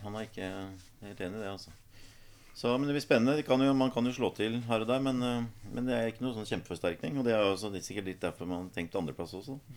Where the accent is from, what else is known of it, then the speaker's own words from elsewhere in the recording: Skjetten, Akershus, Norway; jeg er jo fra Skjetten